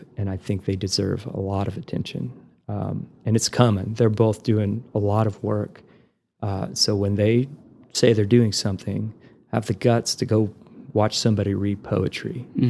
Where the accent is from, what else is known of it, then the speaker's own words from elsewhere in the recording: Amarillo, Texas, United States; I'm from the Texas Panhandle. Where's, like down by Houston? No. And I point my finger in the air, you know, and I make the shape of Texas and I have to literally point and say, Amarillo's right here, you know?